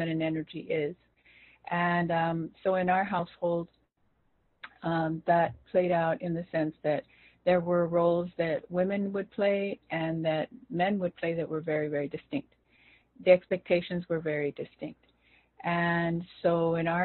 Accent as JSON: {"language": "English", "town": "Los Angeles", "region": "California", "country": "United States", "tie": "born or raised there", "said": "as we grew up there"}